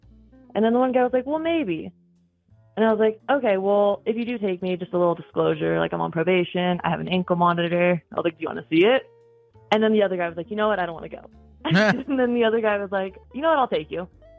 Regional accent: Northern California, United States; moved away as an adult; also born or lived in Tahoe; now in Utah, United States; Yeah, so I was born in California. I grew up there, and then I lived in Tahoe for a little bit, and then I moved to Utah 2 years ago.

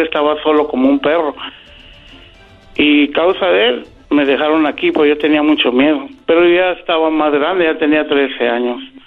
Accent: Guadalajara, Jalisco, Mexico; moved away; Nosotros somos de Guadalajara

